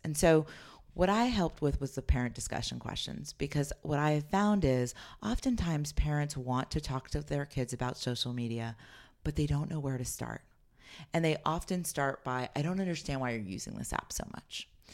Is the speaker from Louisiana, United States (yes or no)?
no; Los Altos, California, United States; I grew up in Los Altos, California, and moved there when I was twelve